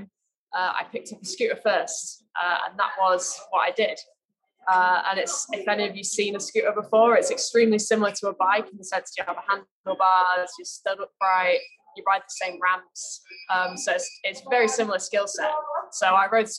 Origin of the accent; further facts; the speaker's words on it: Manchester, North West England, United Kingdom; moved away as an adult; now in Corby, United Kingdom; I grew up in Manchester.